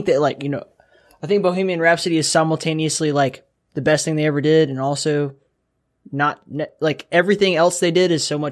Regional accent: Southeast, United States; I grew up in the Southeast too

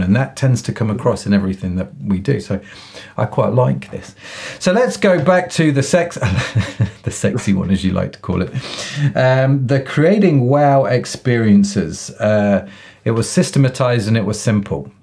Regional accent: England, United Kingdom; being English

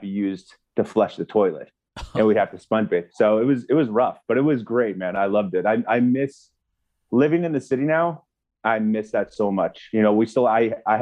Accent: Valhalla Mountains, British Columbia, Canada; moved away; I was raised in the Valhalla Mountains of British Columbia, Canada

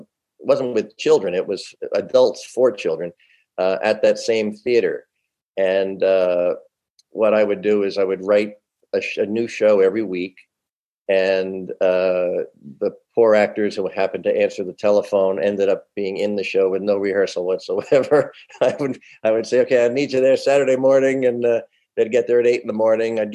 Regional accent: Middletown, New Jersey, United States; moved away as an adult; now in California, United States; I am from Middletown, New Jersey. I grew up in a, you know, middle-class family

